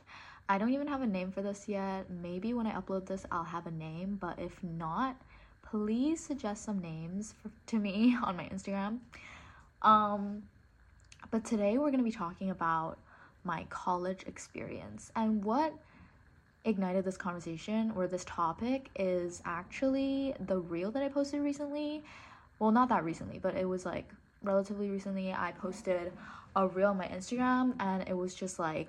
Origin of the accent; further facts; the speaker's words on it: Hong Kong; first language English; I grew up in Hong Kong, but I went to an international school, and that's why like my accent is like this